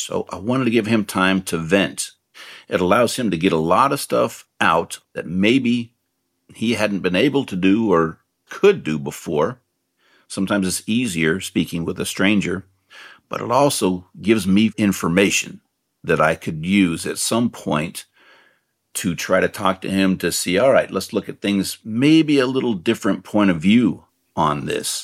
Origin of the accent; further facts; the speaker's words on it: Marin County, California, United States; I grew up in Marin County